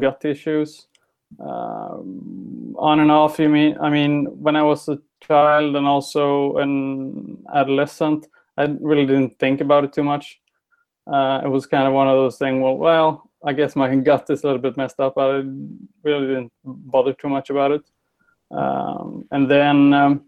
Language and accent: English; Sweden; I'm from Sweden